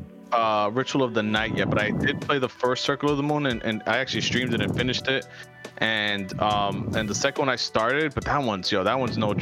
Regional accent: New York, United States; we're from New York

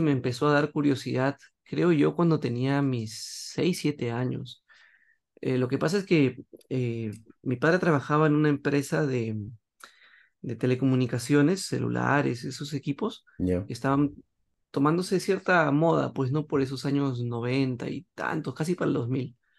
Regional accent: Peru; aquí en Perú, una empresa del Estado, y formé un grupo

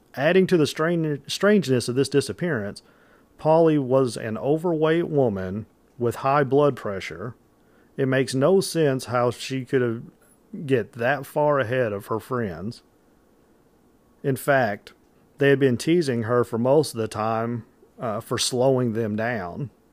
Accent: Metropolis, Illinois, United States; I'm from Metropolis, Illinois is where I'm from

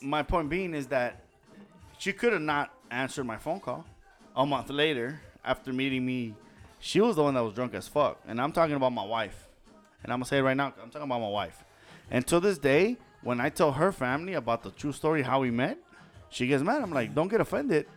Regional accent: Los Angeles, California, United States; moved away; I know my fucking shortcuts where I'm from, downtown

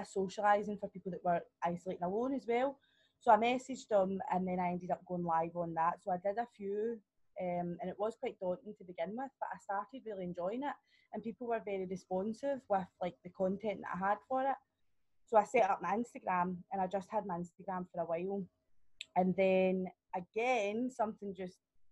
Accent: Scotland, United Kingdom; also born or lived in Australia; I live at home with my dad. That's the main reason I came home from Australia, or I wouldn't be back in Scotland.

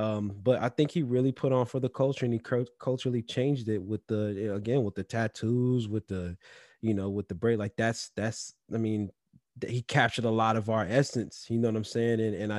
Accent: Chicago, Illinois, United States; we grew up in Chicago, you know what I mean? West side of my family

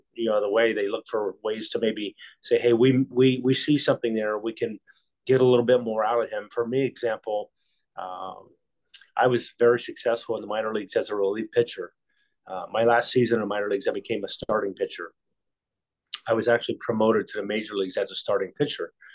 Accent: Ohio, United States; I grew up in Ohio

